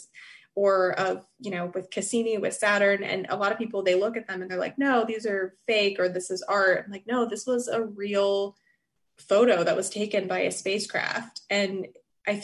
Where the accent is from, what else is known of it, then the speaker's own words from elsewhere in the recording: Merritt Island, Florida, United States; moved away as an adult; also born or lived in Cape Canaveral; I was born in Cape Canaveral and I grew up in Merritt Island